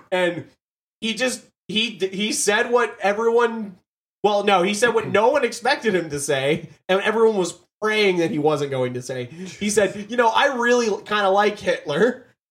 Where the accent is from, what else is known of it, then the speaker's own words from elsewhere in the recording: the South, United States; I grew up in the South where we had youth groups